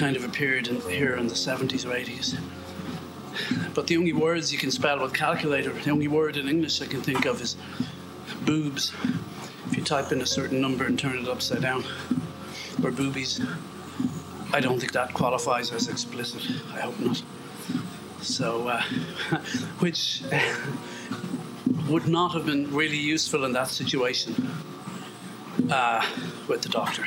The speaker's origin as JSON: {"language": "English", "country": "Ireland", "said": "we're Irish"}